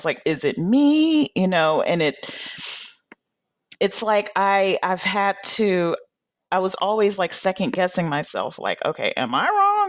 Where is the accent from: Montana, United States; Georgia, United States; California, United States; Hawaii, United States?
Georgia, United States; Atlanta; moved away; I was born on Peachtree, raised in Atlanta.